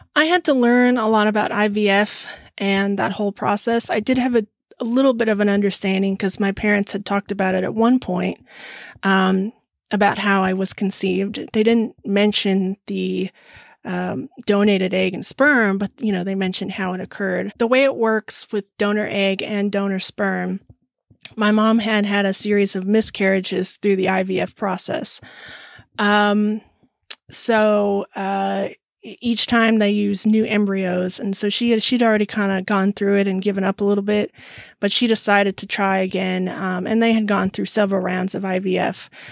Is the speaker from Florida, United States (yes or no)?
no; Lemmon Valley, Nevada, United States; also born or lived in Sparks, Nevada / Reno, Nevada; now in Texas, United States; I grew up in um, Lemon Valley, which is a little bit north of Reno, Nevada. I was born there in Sparks, Nevada.